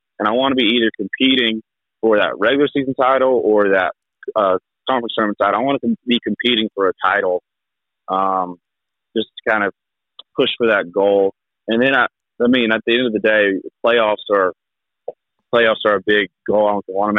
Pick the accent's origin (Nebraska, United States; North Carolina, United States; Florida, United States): North Carolina, United States; Onslow County; also born or lived in Lenoir County, North Carolina; I grew up in Onslow County, which is a huge soccer county.